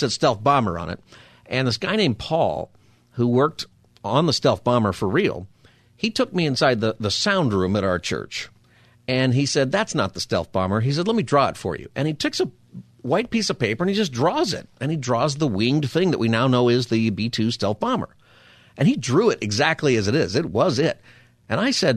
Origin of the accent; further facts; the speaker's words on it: Palmdale, California, United States; I grew up in Palmdale, and I grew up pretty close to Plant 42